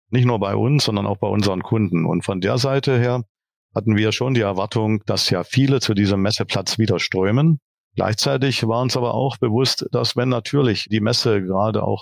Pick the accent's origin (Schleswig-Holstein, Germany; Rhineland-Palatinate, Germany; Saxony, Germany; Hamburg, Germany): Saxony, Germany; ich bin tatsächlich gebürtiger Sachse auch wenn man das jetzt vielleicht im Podcast nicht direkt hört